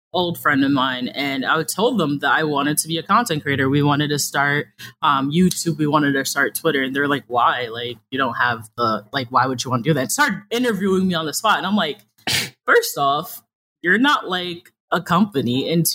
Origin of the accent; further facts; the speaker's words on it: New York City, New York, United States; I am from New York City. So I do this thing called code switching